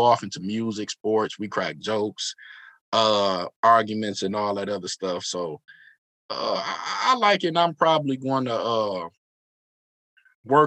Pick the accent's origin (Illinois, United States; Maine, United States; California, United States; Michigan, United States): Michigan, United States; Detroit; We're all from Detroit.